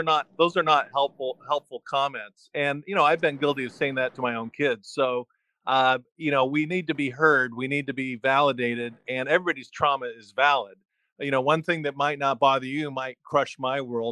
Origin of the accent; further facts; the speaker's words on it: Southern California, United States; I grew up in Southern California